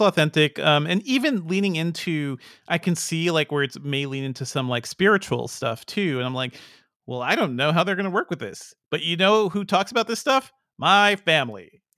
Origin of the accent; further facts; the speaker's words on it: Guyana; we never get to see anything about my home country that's not, you know, it's, it's all Jim Jones. That's all, that's the only story people hear about Guyana